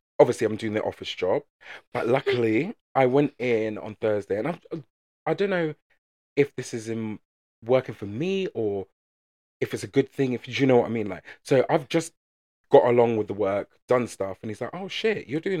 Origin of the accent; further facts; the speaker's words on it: England, United Kingdom; because we're so English, people don't approach people